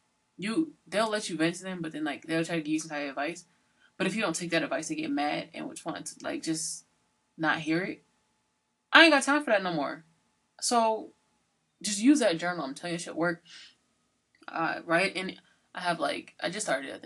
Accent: Georgia, United States; also born or lived in Sunderland, Massachusetts / New Haven, Connecticut; now in Massachusetts, United States; I'm from Georgia

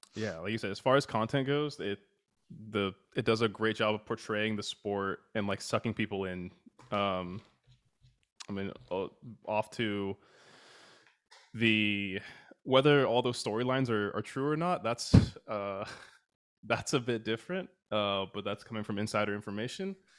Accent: United States; we're American

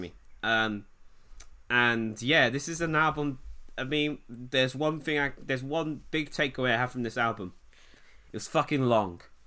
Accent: England, United Kingdom; I'm English.

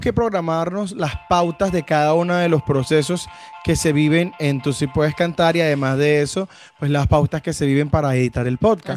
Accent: Venezuela; now in Bucaramanga, Colombia; No somos ni colombianos ni santanderianos, somos venezolanos, pero debemos decir que eh, Colombia y específicamente Bucaramanga nos ha recibido muy, muy, bien.

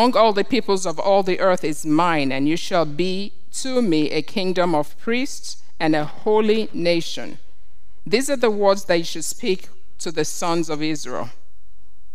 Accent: Nigeria; When I grew up in Nigeria, and we had what we called coups

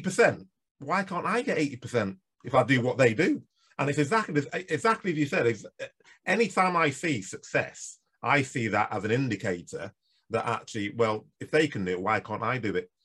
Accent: Nigeria; moved away; I come from Nigeria

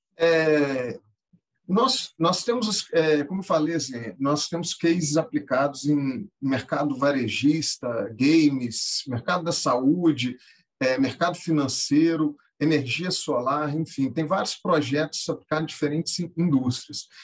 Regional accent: Minas Gerais, Brazil; also born or lived in Rio de Janeiro; Eu costumo falar que eu, eu sou carioca na certidão, mas mineiro de, de coração. É, cresci é, e me criei em Minas

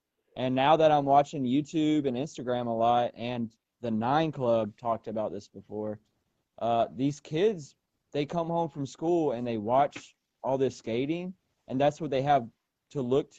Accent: Enterprise, Alabama, United States; where I grew up here in South Alabama, I lived out in the country

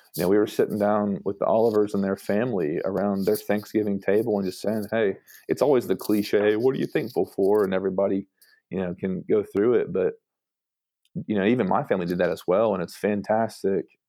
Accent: Brentwood, Tennessee, United States; moved away as an adult; also born or lived in Mexico; now in Chattanooga, United States; I'm from Brentwood, so a Brentwood kid

